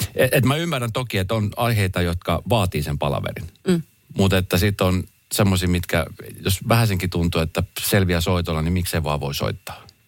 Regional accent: Espoo, Uusimaa, Finland; also born or lived in Helsinki; Mä koen, että mä oon Espoosta lähtöisin, kun mä oon tässä nyt kumminkin mm. Espoosta ja Helsingistä, mutta Espoosta ehkä lähinnä

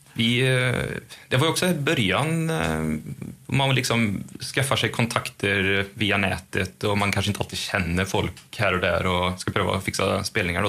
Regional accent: Sweden; vi är ju svenskar och har EU-pass

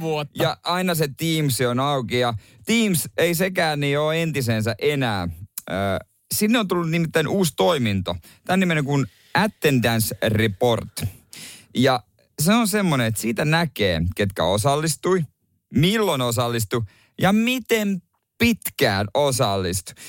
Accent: Ostrobothnia, Finland; siellä on paljon tätä niin tota, hyvinkin uskovaista sakkia siellä meillä päin

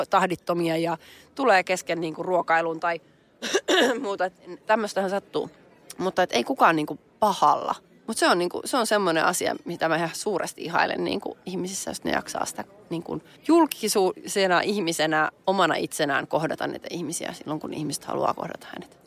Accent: Nurmes, North Karelia, Finland; mä oon Nurmeksasta, me ollaan molemmat pikkukaup- naapuripitäjien tyttöjä

